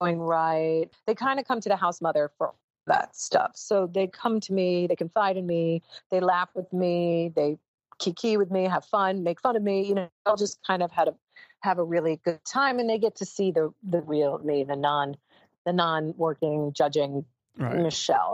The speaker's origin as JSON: {"language": "English", "town": "New York City", "region": "New York", "country": "United States", "said": "I'm a New Yorker"}